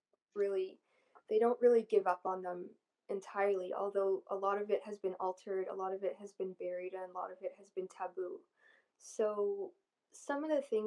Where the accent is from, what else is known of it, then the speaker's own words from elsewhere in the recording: Canada; also born or lived in Egypt; I was born in Egypt, and then after 2 years of me being born, my family came over to Canada